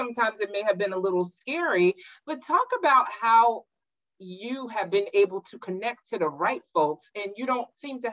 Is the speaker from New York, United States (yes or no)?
yes; New York, United States; moved away as an adult; now in Maryland, United States; I grew up in New York where there are no HBCUs